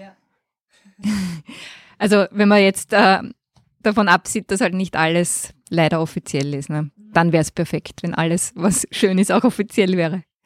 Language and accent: German; Graz, Styria, Austria; ich bin in Graz geboren und auch dort aufgewachsen